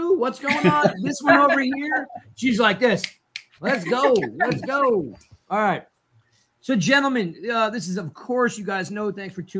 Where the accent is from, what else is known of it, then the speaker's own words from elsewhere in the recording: Princeton, New Jersey, United States; I grew up in Princeton.